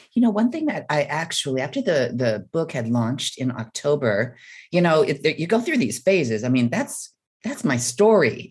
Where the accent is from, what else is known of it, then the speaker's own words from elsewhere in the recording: Midwest, United States; I was born and raised in the Midwest